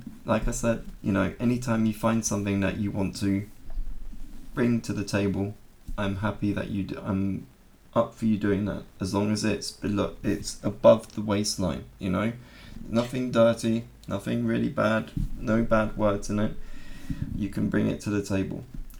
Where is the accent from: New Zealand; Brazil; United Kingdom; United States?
United Kingdom; accent: RP; moved away as an adult; now in Germany; So we speak RP because we come from Southern England, and those of us from Southern England around the London, you know, Southern England, we speak mainly in an RP accent.